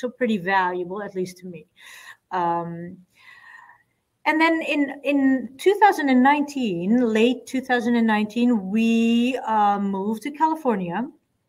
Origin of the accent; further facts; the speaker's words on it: Amsterdam, North Holland, Netherlands; moved away; born and raised in Amsterdam since the past 50 years.